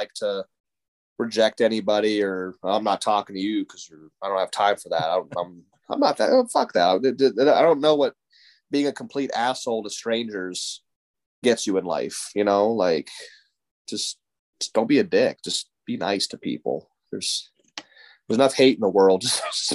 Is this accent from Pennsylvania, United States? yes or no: no; West Lafayette, Ohio, United States; moved away as an adult; also born or lived in Bozeman, Montana; moved to Ohio at a very early age